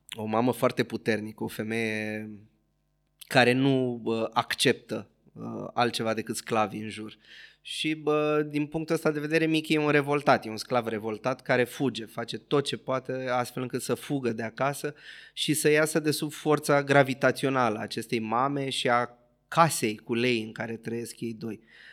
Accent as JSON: {"language": "Romanian", "region": "Bucharest", "country": "Romania", "tie": "born or raised there", "said": "am copilărit în Berceni"}